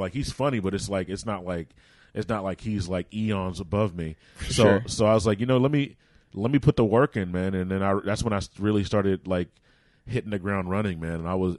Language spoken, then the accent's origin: English; Florida, United States; because I'm from Florida, man